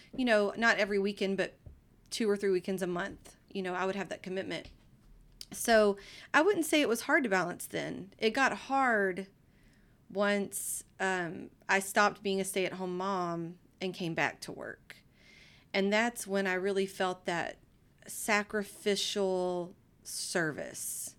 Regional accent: Livingston, Texas, United States; I grew up in Livingston, Texas, and it's a small town in East Texas

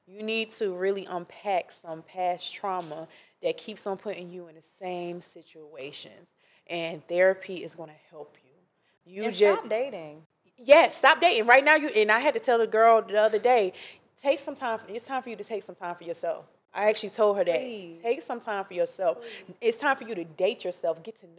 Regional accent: Ocala, Florida, United States; Ocala, Florida.

